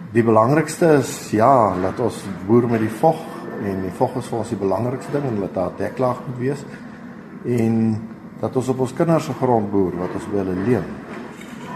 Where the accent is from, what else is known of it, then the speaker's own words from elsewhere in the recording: Grootfontein, Otjozondjupa, Namibia; ek kom van Namibië af, Grootfontein